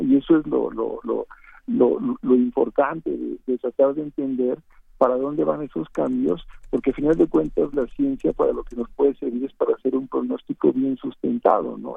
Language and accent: Spanish; Veracruz, Mexico; de donde yo soy, en Veracruz